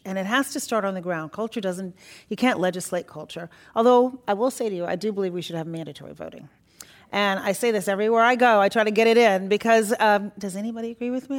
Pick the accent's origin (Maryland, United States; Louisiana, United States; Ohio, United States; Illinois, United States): Illinois, United States; Chicago; also born or lived in Iran; We're from Chicago